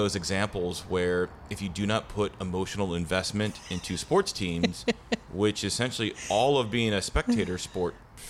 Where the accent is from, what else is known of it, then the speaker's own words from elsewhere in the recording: Pacific Northwest, United States; we are from the Great Northwest.